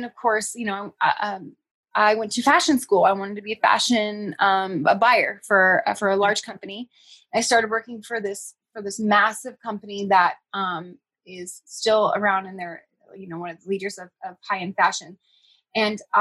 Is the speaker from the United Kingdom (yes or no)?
no; Northern California, United States; I grew up in Northern California, and my family, my aunt and uncle had a dairy farm.